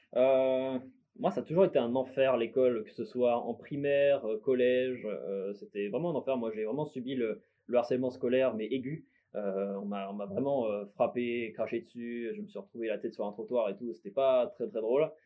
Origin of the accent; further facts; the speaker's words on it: Bourgogne-Franche-Comté, France; also born or lived in Lyon / Besançon / Dijon; je suis né à Lyon de base. Et euh, ensuite, j'ai plus vécu en Franche-Comté, vers Besançon, Dijon.